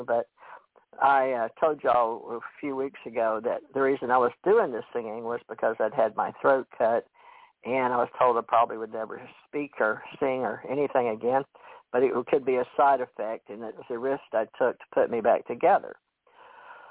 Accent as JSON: {"language": "English", "town": "Monroe", "region": "Louisiana", "country": "United States", "tie": "born or raised there", "also_born_or_lived": "Hawaii", "moved": "yes", "said": "I was born in Monroe, Louisiana"}